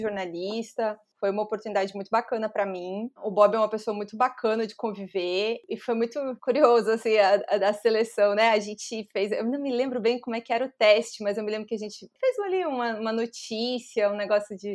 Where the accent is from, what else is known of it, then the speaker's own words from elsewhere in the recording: Chapecó, Santa Catarina, Brazil; moved away as an adult; also born or lived in São Carlos, Santa Catarina / Florianópolis; eu nasci em São Carlos, é, que é uma cidade que fica cerca de uns, sei lá, uma hora mais ou menos de Chapecó